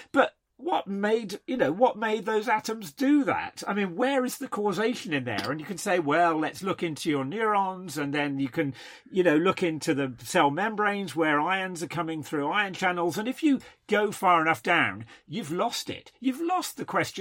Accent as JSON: {"language": "English", "country": "United Kingdom", "said": "being British"}